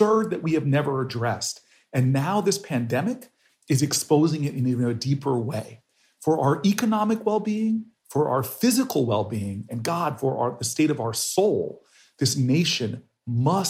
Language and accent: English; United States